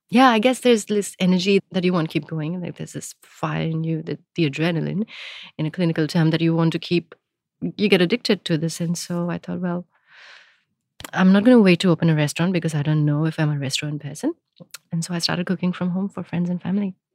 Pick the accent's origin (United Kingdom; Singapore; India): India; now in Melbourne, Australia; I grew up in India